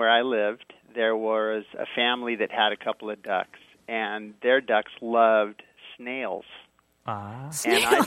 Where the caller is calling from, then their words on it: San Diego, California, United States; I'm calling from San Diego